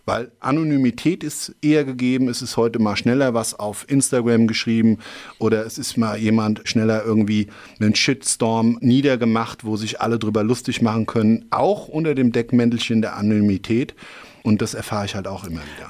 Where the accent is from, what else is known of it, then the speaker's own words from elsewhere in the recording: Schwalbach am Taunus, Hesse, Germany; aufgewachsen bin ich im Anschluss eigentlich dann doch eher in Schwalbach